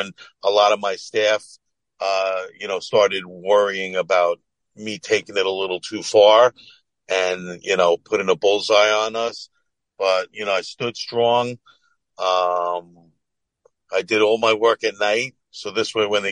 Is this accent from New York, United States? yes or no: yes; Syosset, Woodbury, New York, United States; I grew up in Sasser, Woodbury.